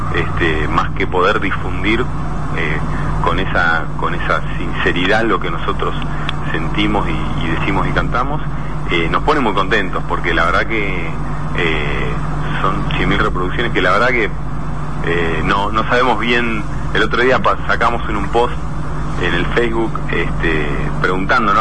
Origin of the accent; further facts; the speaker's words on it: Argentina; nosotros nacimos acá